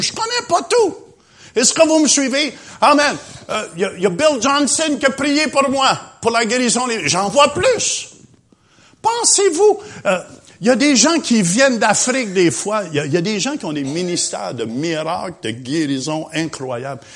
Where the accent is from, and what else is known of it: Quebec, Canada